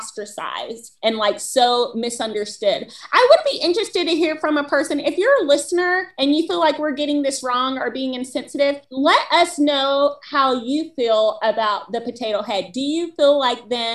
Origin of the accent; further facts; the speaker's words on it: the South, United States; I'm from the South.